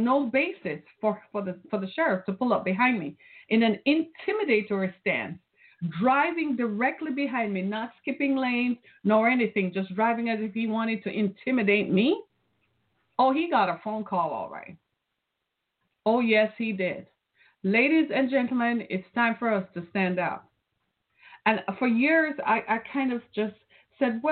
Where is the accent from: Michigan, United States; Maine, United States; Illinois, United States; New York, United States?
Michigan, United States; Detroit; I'm from Detroit, Michigan